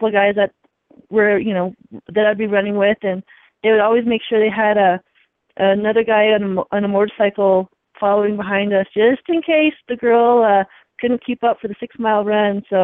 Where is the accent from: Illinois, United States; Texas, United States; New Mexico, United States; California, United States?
New Mexico, United States; Santa Fe; I'm in my hometown